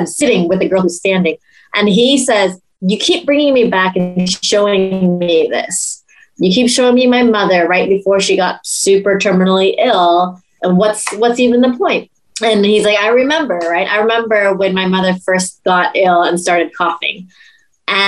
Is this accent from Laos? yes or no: yes; Laos; in Laos, because we don't really have professional actors in that regard